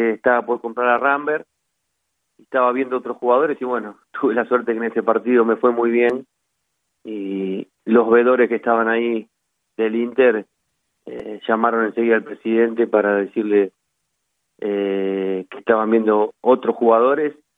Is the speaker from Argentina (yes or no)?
yes; Argentina; soy de tomar mate, como buen argentino